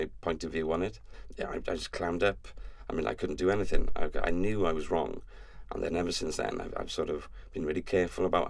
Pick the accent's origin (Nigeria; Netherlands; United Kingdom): United Kingdom; Welsh, Wales; I'm Welsh